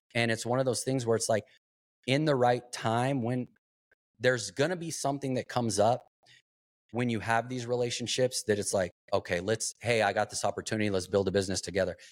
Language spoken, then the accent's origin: English; Globe, Arizona, United States; I grew up in, uh, small town, Globe, Arizona, copper mining town